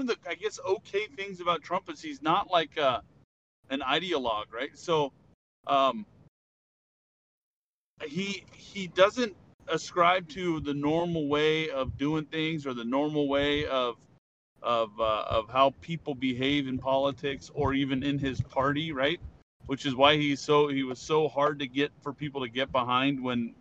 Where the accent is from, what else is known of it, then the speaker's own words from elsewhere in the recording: Sacramento, California, United States; moved away as an adult; also born or lived in Washington State / Hawaii; I was a Navy recruiter in my hometown area around Sacramento